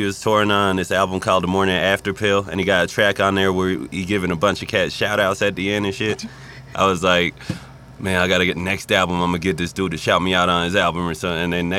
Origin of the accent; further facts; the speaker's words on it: Cairo, Cairo Governorate, Egypt; So I'm from Cairo, Egypt. And I lived there for a while, and then we ended up moving around a lot